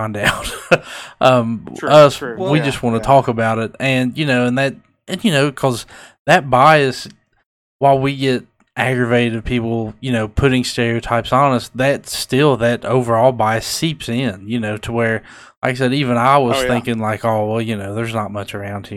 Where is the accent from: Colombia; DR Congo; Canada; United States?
United States; Lewis County, Kentucky; accent: Kentucky; where I'm from, Lewis County